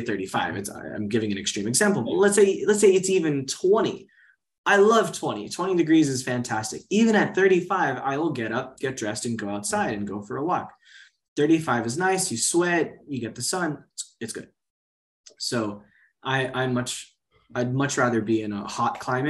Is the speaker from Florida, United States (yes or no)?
yes; Miami, Florida, United States; moved away as an adult; also born or lived in China; now in Portugal; I grew up in Miami where there's sun pretty much all year round